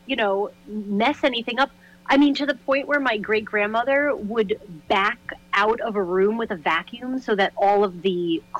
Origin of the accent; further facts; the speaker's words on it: New York City, New York, United States; So I grew up in Brooklyn, New York, in like the Bay Ridge area of Brooklyn. And my family, you know, they're Italian. They immigrated here. So my dad's side, I think I'm technically first generation on that side.